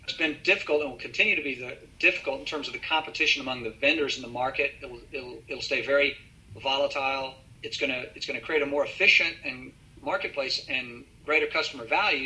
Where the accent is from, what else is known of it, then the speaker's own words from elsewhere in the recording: Texas, United States; being a Texan